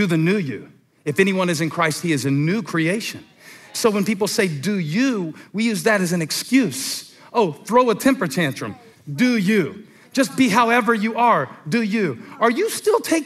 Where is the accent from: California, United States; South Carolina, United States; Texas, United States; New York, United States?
South Carolina, United States; Moncks Corner; I'm from Monk's Corner